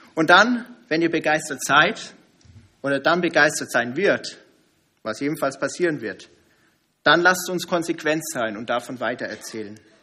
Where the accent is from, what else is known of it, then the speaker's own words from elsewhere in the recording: Germany; als Deutsche